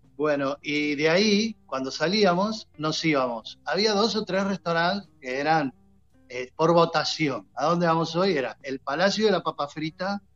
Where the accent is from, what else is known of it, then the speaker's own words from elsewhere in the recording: Banfield, Buenos Aires Province, Argentina; yo cuando era chico, mi familia veníamos... somos de Banfield